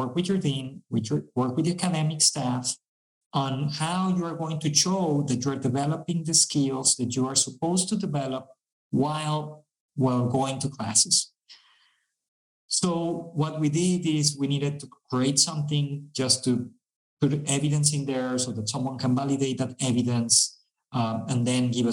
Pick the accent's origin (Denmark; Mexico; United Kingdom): Mexico; We are from Mexico